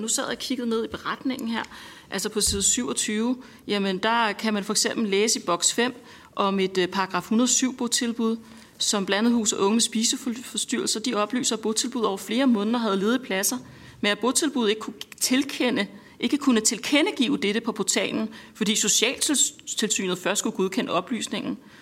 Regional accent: North Zealand, Capital Region of Denmark, Denmark; Jeg er selv fra Nordsjælland

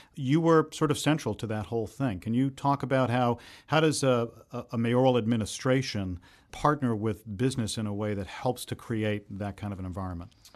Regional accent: Boston, Massachusetts, United States; as a Bostonian born and raised here

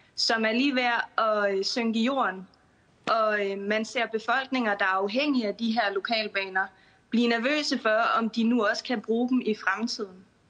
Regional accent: Lolland, Zealand, Denmark; jeg er vokset op på Lolland

